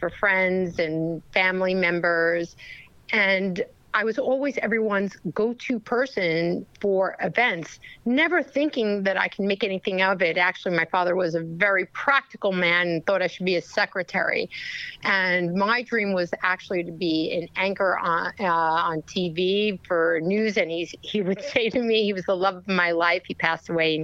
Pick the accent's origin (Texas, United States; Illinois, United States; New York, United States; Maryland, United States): New York, United States; New York City; I was born in Brooklyn, New York, by immigrant parents